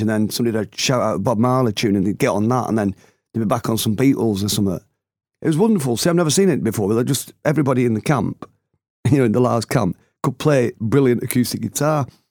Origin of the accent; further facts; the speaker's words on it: Oldham, North West England, United Kingdom; I'm from Oldham and we'd never had sunshine like this up there